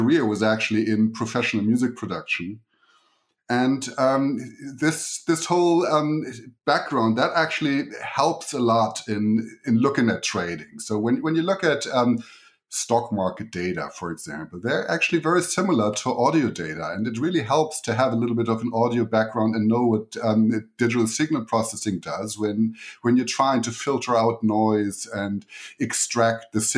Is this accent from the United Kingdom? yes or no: no; Germany; accent: German; English is a second language; moved away as an adult; So the accent you're hearing is German. So I grew up in Germany and came here about 14 years ago